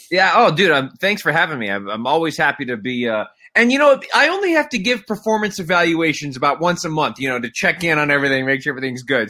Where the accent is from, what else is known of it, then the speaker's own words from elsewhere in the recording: Canada; growing up in Canada